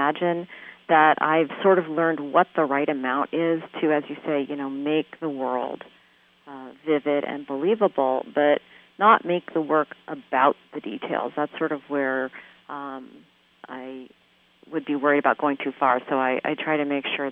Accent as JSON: {"language": "English", "area": "Bay Area", "region": "California", "country": "United States", "tie": "born or raised there", "also_born_or_lived": "Midwest", "moved": "as an adult", "said": "I grew up in the Bay Area, spent first 18 of my years here"}